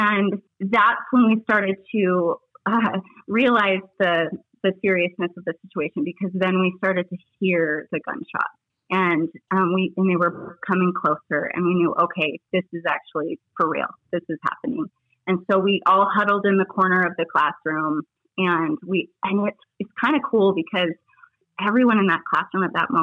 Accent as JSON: {"language": "English", "town": "Littleton", "region": "Colorado", "country": "United States", "tie": "born or raised there", "also_born_or_lived": "Denver, Colorado", "said": "I was born and raised in Littleton, Colorado."}